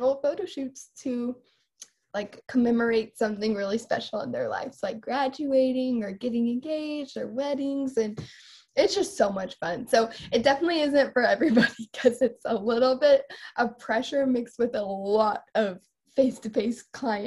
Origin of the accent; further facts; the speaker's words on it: Fort Worth, Texas, United States; moved away as an adult; now in Norman, United States; I am from Fort Worth, Texas originally, but am right now a senior